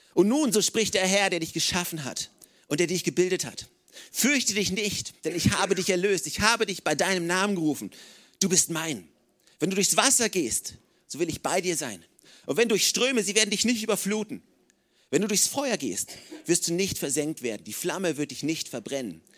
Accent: Oldenburg, Lower Saxony, Germany; now in Regensburg, Germany; ich komme aus Oldenburg

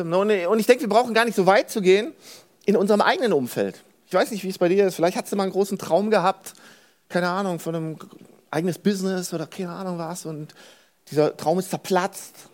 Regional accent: Cologne, North Rhine-Westphalia, Germany; born there; Ich bin in Köln geboren. Das ist, also Leute, das ist, das ist wie ein, wie ein Sechser im Lotto.

